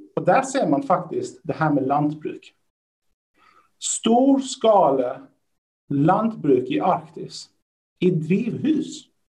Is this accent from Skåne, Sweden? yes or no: yes; Lund, Skåne, Sweden; moved away as an adult; now in Norway; Där jag kommer ifrån, Lund